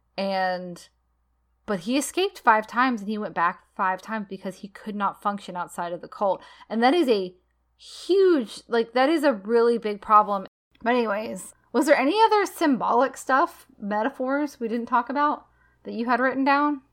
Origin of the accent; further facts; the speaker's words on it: United States; I'm American.